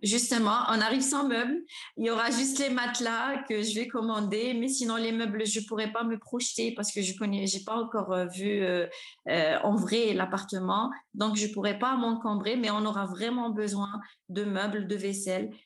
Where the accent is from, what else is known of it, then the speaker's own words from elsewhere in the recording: Oran, Oran Province, Algeria; je suis née, j'ai grandi à Oran